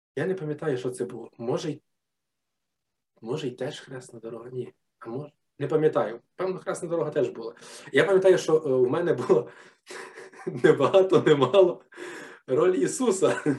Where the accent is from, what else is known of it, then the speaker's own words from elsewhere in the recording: Ivano-Frankivsk Oblast, Ukraine; я е, з Франківської області, і ми ну тоді ще був Галицький район